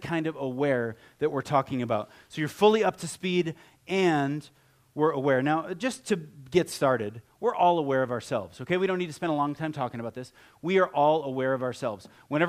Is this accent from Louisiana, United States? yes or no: no; Ohio, United States; I grew up in Ohio, and if I had a picture of me, like, from high school, I'd have on cowboy boots, and you know, I have cowboy hats, the whole thing.